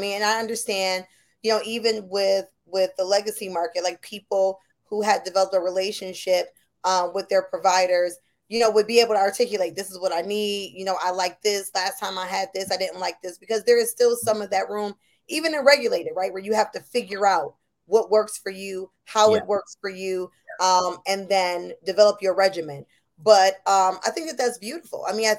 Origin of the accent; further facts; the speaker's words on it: Buffalo, New York, United States; also born or lived in New Orleans; I'm from Buffalo, New York, but I lived in New Orleans for a number of years. And so I would go home.